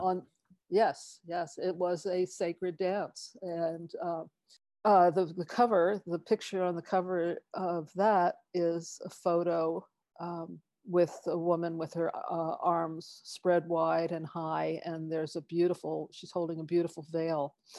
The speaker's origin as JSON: {"language": "English", "region": "East Coast", "country": "United States", "tie": "born or raised there", "moved": "yes", "lives_now": "Tiburon, United States", "said": "I grew up on the East Coast"}